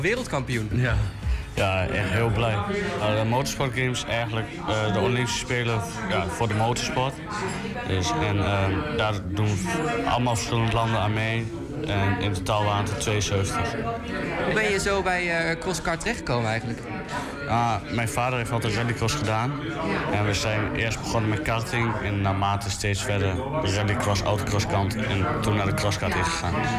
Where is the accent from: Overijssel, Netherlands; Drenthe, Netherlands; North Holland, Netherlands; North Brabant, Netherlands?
Overijssel, Netherlands; Twente; ik ben 15 jaar oud. En eh, ja, ik kom uit Twente